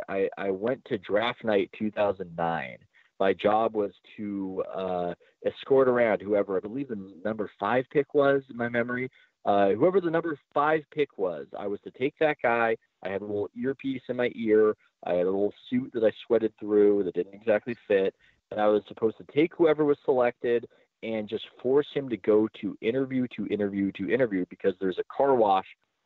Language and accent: English; San Diego, California, United States; To my great shame, I do not, even though I'm from San Diego. I don't really speak a word of it.